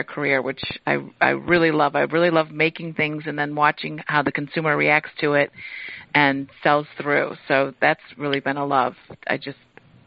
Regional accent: Cleveland, Ohio, United States; we grew up in the Cleveland, Ohio

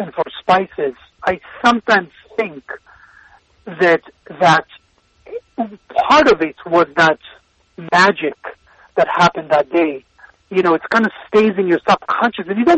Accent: Israel; moved away; So I was born in Israel, but my parents migrated to Israel from Iraq and Tunisia

